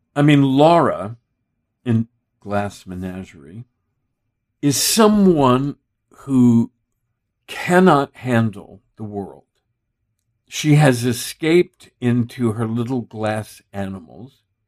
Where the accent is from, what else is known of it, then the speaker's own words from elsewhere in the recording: Texas, United States; I grew up in Texas